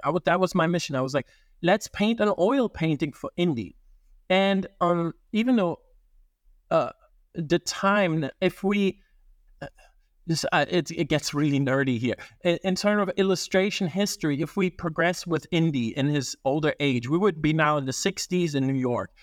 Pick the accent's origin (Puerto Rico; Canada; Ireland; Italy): Italy; moved away; also born or lived in Germany / Japan; I grew up in Italy